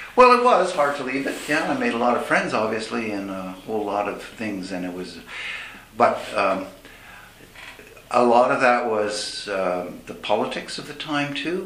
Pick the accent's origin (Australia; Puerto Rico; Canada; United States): Canada; Montreal, Quebec; first language English; moved away; my experience growing up in Montreal in a bilingual environment, being an Anglo